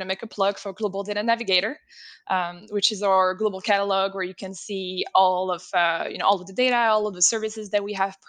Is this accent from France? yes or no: yes; France; first language French; English is a second language; moved away; France is my native country.